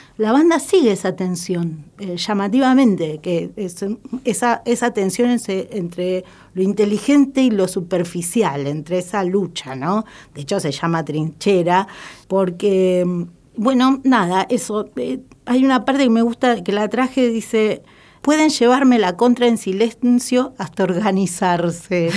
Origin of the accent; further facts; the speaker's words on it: Lanús, Buenos Aires Province, Argentina; soy nacida y criada en Lanús